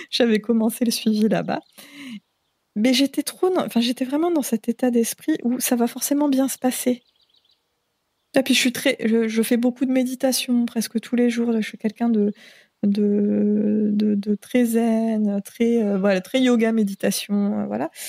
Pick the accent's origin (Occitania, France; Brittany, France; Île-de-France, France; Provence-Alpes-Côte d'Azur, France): Île-de-France, France; Paris; now in French Polynesia; il n'y a, pas de pression sociale non plus sur le corps des femmes, ce qui est une chose en tant que parisienne que je trouve extrêmement appréciable